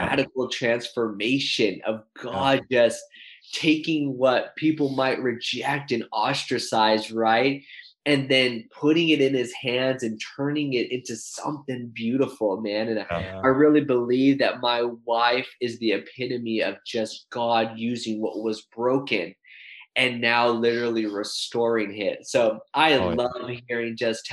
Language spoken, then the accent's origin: English; Santa Barbara, California, United States; moved away; Santa Barbara, my hometown